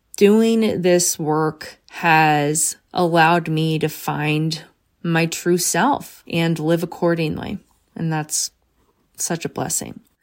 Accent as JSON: {"language": "English", "town": "Bryn Mawr", "region": "Pennsylvania", "country": "United States", "tie": "born or raised there", "said": "I grew up in Bremar. I literally, Bremar College was essentially my backyard."}